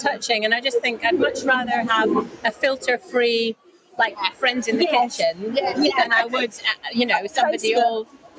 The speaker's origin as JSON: {"language": "English", "town": "Wirral", "region": "North West England", "country": "United Kingdom", "said": "You can probably tell by my accent, we're from near Liverpool. If I say the Wirral, nobody's ever heard of it. So I say near Liverpool."}